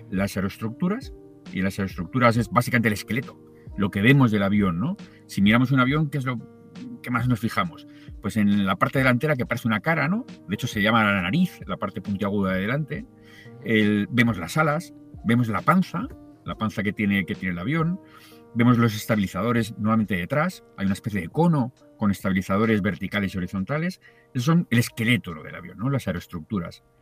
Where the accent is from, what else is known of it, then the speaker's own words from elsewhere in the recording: Tarragona, Catalonia, Spain; now in Madrid, Spain; es cierto que vivo en Madrid, pero te recuerdo que soy de Tarragona y que hace muchos años que no vivo allí.